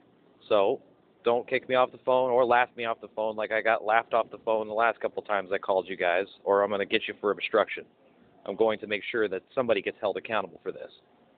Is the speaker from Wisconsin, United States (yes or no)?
no; Pueblo, Colorado, United States; Black Hills Energy at the time was going through some uproar in my hometown, Pueblo, Colorado